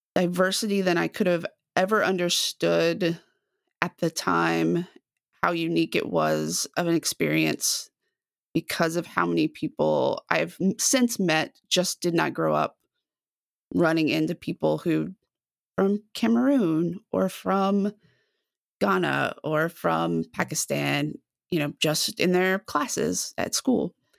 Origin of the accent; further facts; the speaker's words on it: Dallas, Texas, United States; now in Waco, United States; I'm from the Dallas area originally, grew up in a suburb just north of Dallas